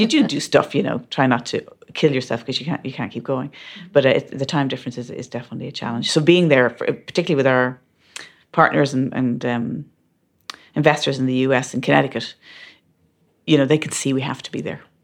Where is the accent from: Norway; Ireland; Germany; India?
Ireland; moved away as an adult; But being Irish in that mix certainly helps